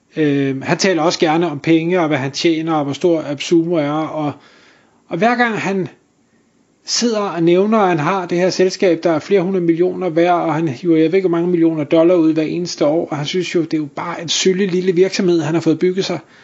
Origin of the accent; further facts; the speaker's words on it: North Zealand, by Bagsværd Lake, Capital Region of Denmark, Denmark; det område, hvor jeg voksede op i, i sin tid i Nordsjælland, lige ved, øh, ved Bagsværd Sø